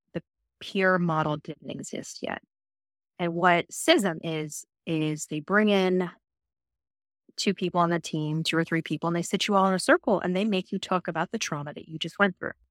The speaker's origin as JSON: {"language": "English", "region": "Virginia", "country": "United States", "tie": "born or raised there", "said": "I was born and raised in Virginia"}